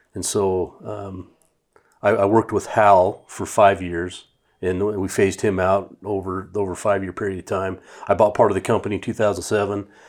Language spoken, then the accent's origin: English; Idaho Falls, Idaho, United States; also born or lived in Boise; two guys that I grew up with in Idaho Falls